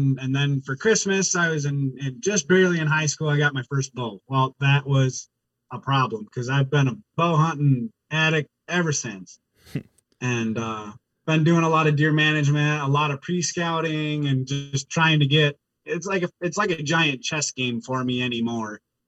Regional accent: Wisconsin, United States; Well, so I born and raised in Wisconsin, been a part of the Orange Army pretty much ever since I could hold a firearm at 12.

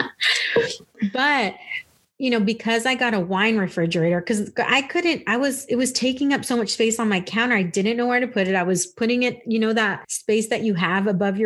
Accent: California, United States; now in Texas, United States; when I moved to Texas, growing up in California

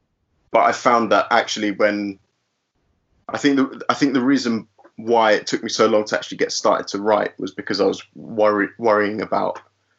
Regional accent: London, United Kingdom; both my parents are Brazilian, but I was born and raised in Finchley in North London.

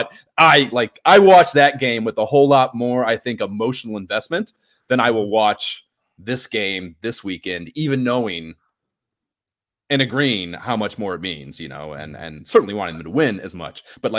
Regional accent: Pensacola, Florida, United States; born there; I was born in Pensacola, Florida. I hate Miami.

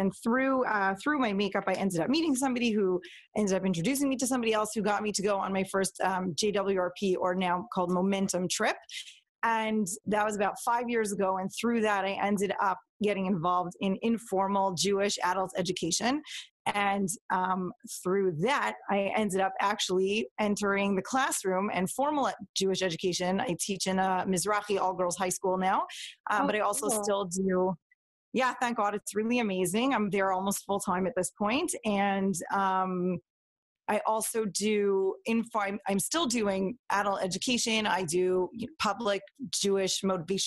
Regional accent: Toronto, Ontario, Canada; I was born and raised in Toronto, into a pretty normal Modern Orthodox kind of family

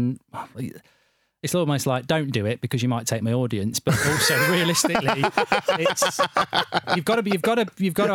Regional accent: Nottingham, East Midlands, United Kingdom; also born or lived in Dublin; I'm from Nottingham

